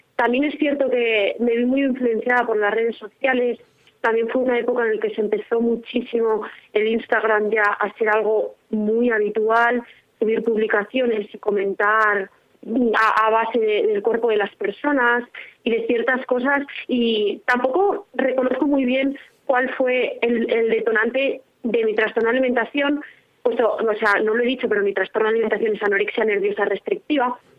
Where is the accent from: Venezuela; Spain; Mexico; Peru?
Spain; Tordesillas, Castile and León; now in Valladolid, Spain; Soy de aquí, de Valladolid. Bueno, de un pueblecito de Tordesillas, pero actualmente ya vivo en Valladolid.